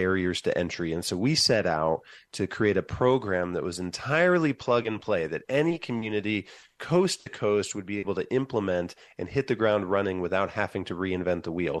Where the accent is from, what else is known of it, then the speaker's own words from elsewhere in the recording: Van Wert, Ohio, United States; moved away as an adult; now in Columbus, United States; My hometown started, of Van Wert, Ohio, started a release time program